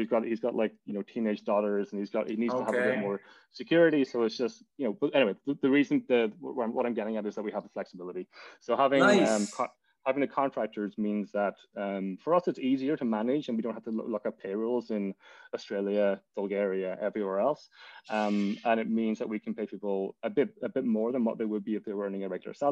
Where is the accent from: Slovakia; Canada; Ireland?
Ireland; Donegal, Ulster; moved away as an adult; also born or lived in Cardiff, Wales; now in New York City, United States; I'm from Donegal. Donegal town. I lived there until, you know, went to secondary school, or what, the tech, Abbey Vocational School